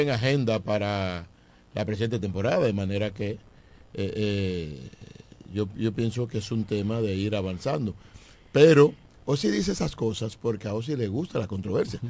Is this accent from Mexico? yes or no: no; Eastern region, Dominican Republic; son de la región este. Y, y, si me salgo de mi pueblo, entonces me quedo en mi región